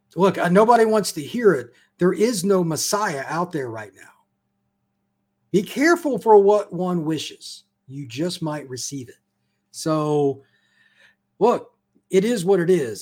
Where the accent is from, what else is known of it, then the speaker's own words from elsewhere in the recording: Midwest, United States; I grew up in the Midwest like you did